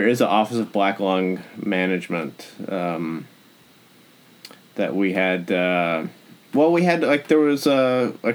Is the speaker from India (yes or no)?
no; Tazewell, Tennessee, United States; now in Houston, United States; I grew up in close to the Cumberland Gap